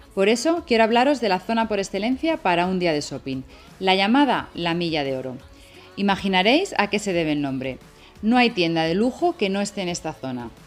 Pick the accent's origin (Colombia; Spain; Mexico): Spain; Madrid, Community of Madrid; un trocito de mi país, en concreto de mi ciudad natal, Madrid